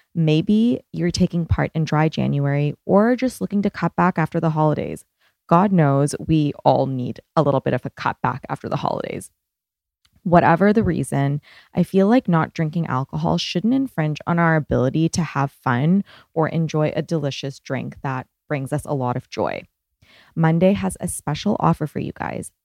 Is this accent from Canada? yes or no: yes; Canada; moved away; I'm Canadian